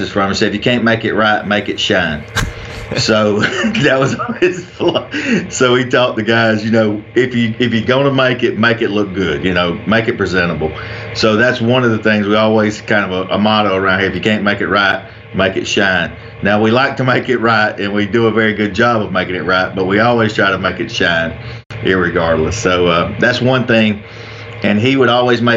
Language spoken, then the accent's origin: English; Anderson or Pendleton, South Carolina, United States; I'm from Anderson or Pendleton, South Carolina. I grew up here just outside of Clemson, South Carolina